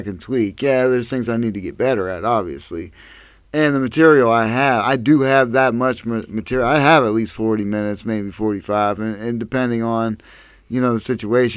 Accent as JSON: {"language": "English", "town": "Erie", "region": "Pennsylvania", "country": "United States", "said": "I'm from Erie, PA"}